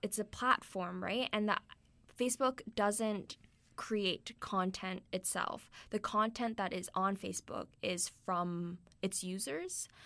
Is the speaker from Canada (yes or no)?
yes; Canada; we're Canadian